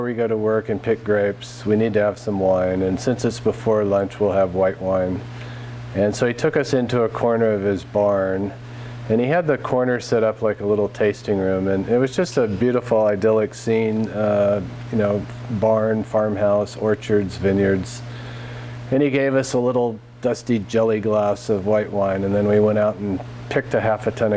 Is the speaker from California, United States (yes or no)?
yes; San Francisco, California, United States; moved away as an adult; also born or lived in Berkeley / Marin County / Fairfax; now in Oregon, United States; San Francisco is my hometown. I was actually born in Berkeley